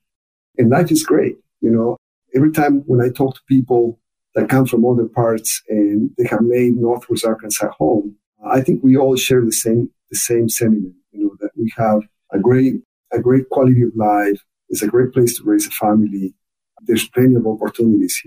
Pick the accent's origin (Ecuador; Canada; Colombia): Ecuador; accent: very thick accent; English is a second language; moved away as an adult; also born or lived in Michigan; now in United States; I was born and raised in Ecuador